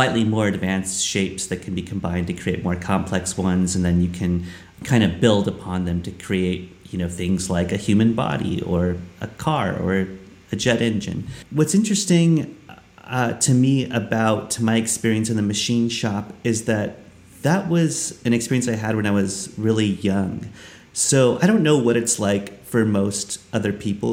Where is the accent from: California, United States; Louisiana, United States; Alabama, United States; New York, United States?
California, United States; Los Angeles; I was born in Los Angeles, California.